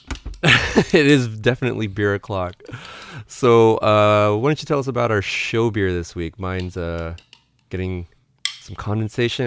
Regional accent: San Diego, California, United States; now in San Francisco, United States; I'm from San Diego

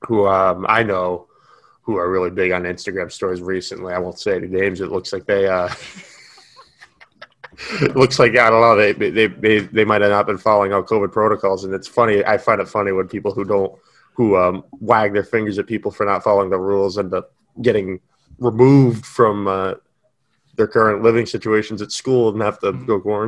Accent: New England, United States; I am from New England

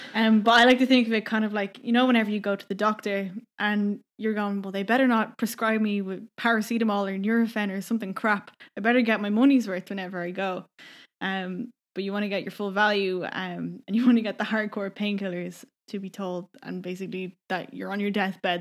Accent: Donabate, Leinster, Ireland; moved away as an adult; also born or lived in Vancouver, Canada; I'm from Donabate

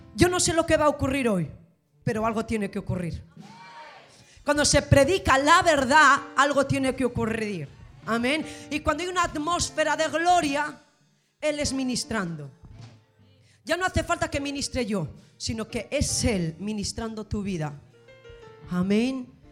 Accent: Gijón, Asturias, Spain; soy de Gijón, Asturias, España

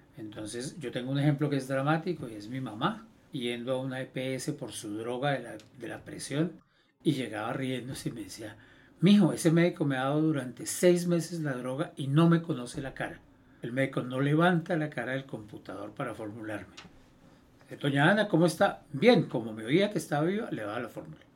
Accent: Colombia; Nosotros como colombianos

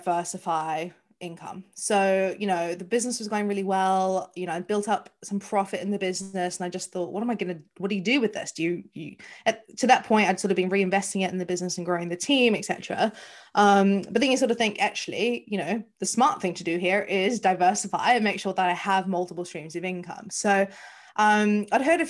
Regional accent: New Zealand; moved away as an adult; now in London, United Kingdom; As you can probably hear from my accent, I am not from the UK. I am from New Zealand. I have lived here 14 years

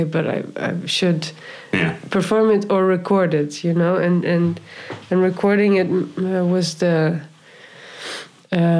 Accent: Friesland, Netherlands; also born or lived in New York; now in Amsterdam, Netherlands; I grew up in Friesland

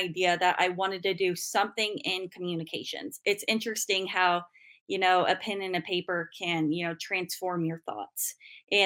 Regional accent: Ingalls, Kansas, United States; I'm from Western Kansas originally, from the tiny town of Ingalls.

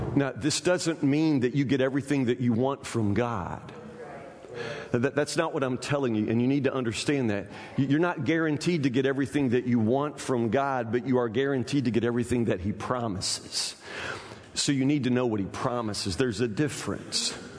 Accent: Kentucky, United States; we're from Kentucky

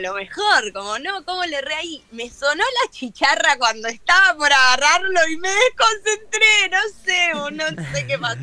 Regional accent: Argentina; estar acá, viste, en mi país

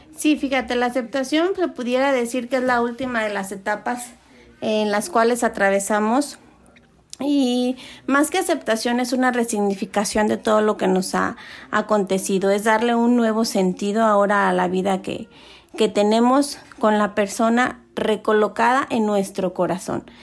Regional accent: Mexico; nosotros como mexicanos que celebramos el día de, de Muertos

